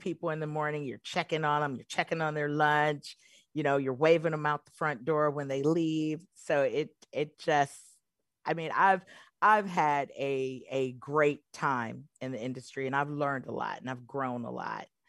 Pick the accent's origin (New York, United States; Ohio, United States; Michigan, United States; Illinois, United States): Michigan, United States; I'm originally from Michigan